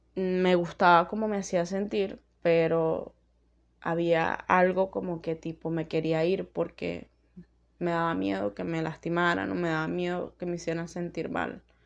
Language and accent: Spanish; Venezuela; en mi país